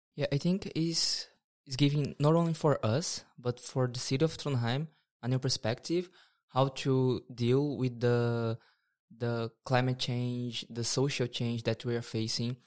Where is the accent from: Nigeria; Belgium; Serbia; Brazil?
Brazil; moved away as an adult; now in Norway; I'm from Brazil, and I've been in Norway for some time